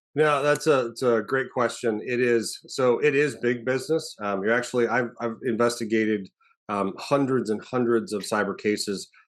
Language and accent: English; Arizona, United States; moved away as an adult; the special agent in charge of our Arizona field office. So, I actually got to go home as the, the, the S A C, uh, to, to be the head of the F B I in my hometown